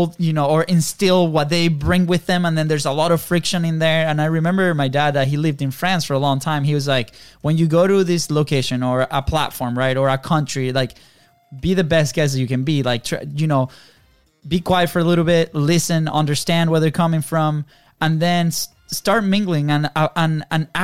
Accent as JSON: {"language": "English", "country": "Venezuela", "tie": "born or raised there", "moved": "yes", "said": "we grew up in Venezuela, very different country"}